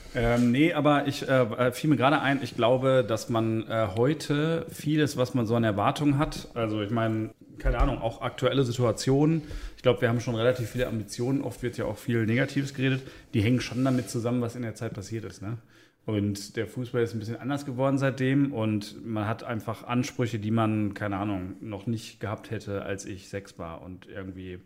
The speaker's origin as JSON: {"language": "German", "town": "Bochum", "region": "North Rhine-Westphalia", "country": "Germany", "tie": "born or raised there", "said": "ich bin in Bochum-Langendreher geboren am 3. März 1983"}